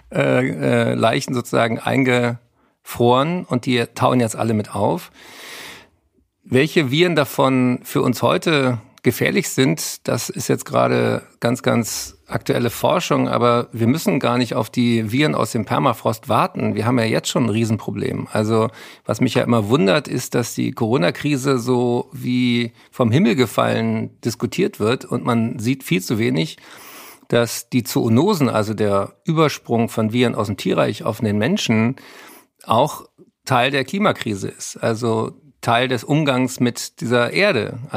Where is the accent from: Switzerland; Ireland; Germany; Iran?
Germany; Berlin; Ich bin aber nächste Woche in Berlin. Da dürft ihr alle kommen. In Tempodrom, meine Heimatstadt